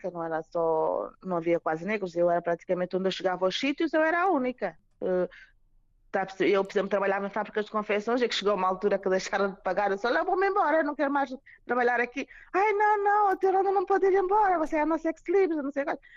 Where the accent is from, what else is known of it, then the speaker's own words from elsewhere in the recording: Mozambique; Mais Moçambique, que sou moçambicana